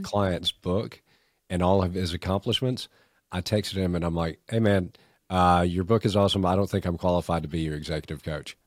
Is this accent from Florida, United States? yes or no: no; Augusta, Georgia, United States; accent: thick Canadian; also born or lived in Canada; when I moved to Augusta from Canada when I was four years old, I was a four-year-old kid who was painfully shy with a thick Canadian accent